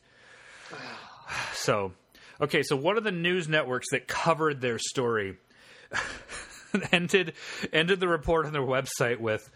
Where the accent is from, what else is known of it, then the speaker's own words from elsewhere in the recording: Ohio, United States; it's close to my hometown